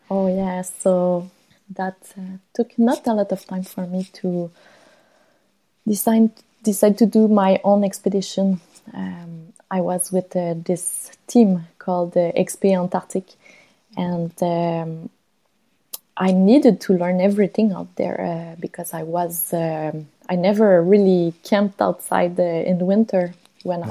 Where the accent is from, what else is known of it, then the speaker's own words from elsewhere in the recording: Longueuil, Quebec, Canada; was born uh, close to Montreal uh, in um, Longueuil, uh, south shore of Montreal. Really a quiet place, not much, um, not a lot of activities to do there uh, related to outdoors. Uh, I spent my uh, my life until I was 20.